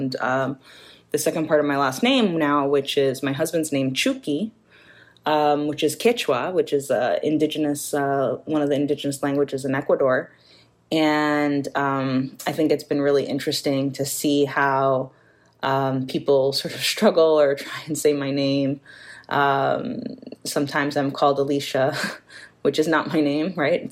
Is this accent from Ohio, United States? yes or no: no; New York, United States; I'm New Yorican, which means I'm Puerto Rican, born and raised in New York